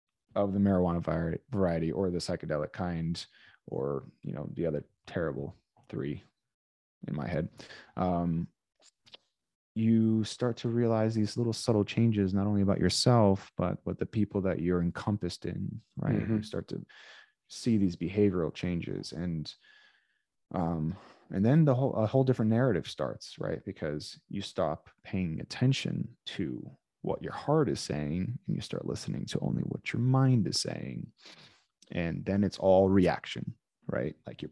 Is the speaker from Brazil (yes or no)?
yes; Brazil; being that we're from Brazil, there was a lot of like taking you and planting you somewhere